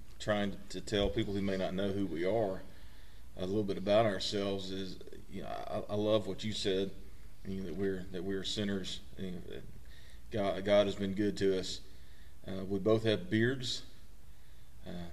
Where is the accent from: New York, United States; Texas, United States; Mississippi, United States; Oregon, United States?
Mississippi, United States; I'm also from Mississippi